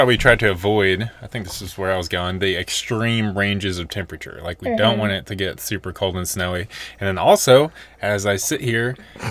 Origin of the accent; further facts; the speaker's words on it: Nashville, Tennessee, United States; moved away as an adult; also born or lived in Colorado / Arizona; we were born and raised and spent most of my time in Nashville, but now we live in Colorado.